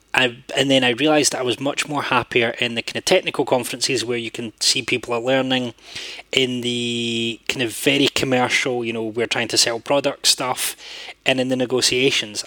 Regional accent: Scotland, United Kingdom; as a Scottish interpreter

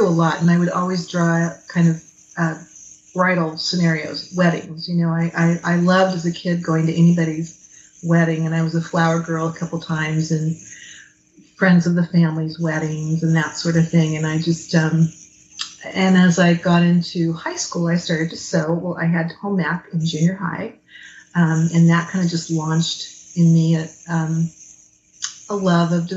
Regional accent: Fresno, California, United States; also born or lived in Los Angeles; I grew up in Fresno, which was just so different from Los Angeles

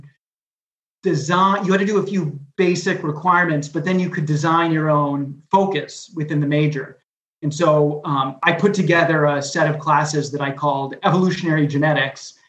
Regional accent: Connecticut, United States; moved away as an adult; now in Southern California, United States; I'm from Connecticut.

